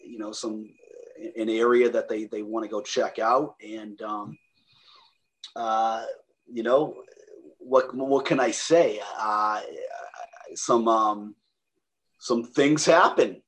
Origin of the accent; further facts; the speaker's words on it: Lowell, Massachusetts, United States; accent: Boston; my family is my mom and dad. We're born and raised Lowell, Massachusetts